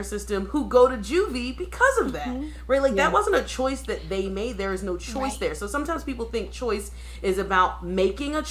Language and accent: English; Philadelphia, Pennsylvania, United States; I'm from Philadelphia, a major city, and I went to high school